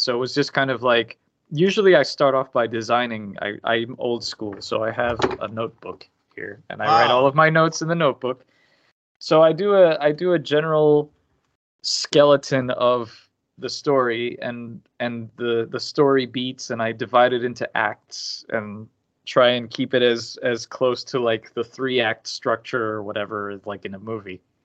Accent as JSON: {"language": "English", "town": "Miami", "region": "Florida", "country": "United States", "tie": "born or raised there", "said": "I grew up in Miami"}